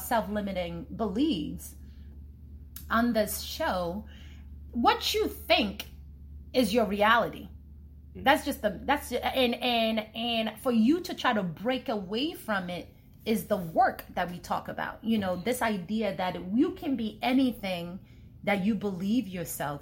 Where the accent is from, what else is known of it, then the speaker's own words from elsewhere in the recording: Nigeria; I'm Nigerian